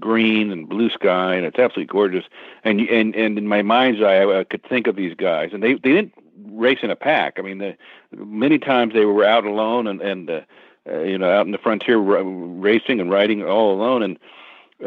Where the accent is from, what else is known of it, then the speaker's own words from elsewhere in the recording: Kansas City, Missouri, United States; moved away as an adult; I grew up in Kansas City, so I knew the Middle West pretty well.